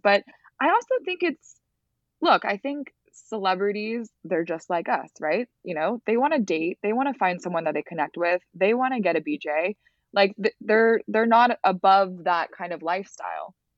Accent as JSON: {"language": "English", "town": "Los Angeles", "region": "California", "country": "United States", "tie": "born or raised there", "said": "I grew up in the Palisades"}